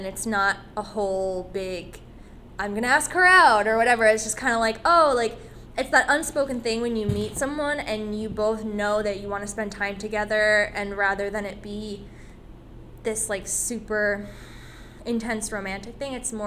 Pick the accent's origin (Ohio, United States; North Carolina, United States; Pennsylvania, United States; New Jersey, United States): New Jersey, United States; Vernon; I grew up in Vernon, New Jersey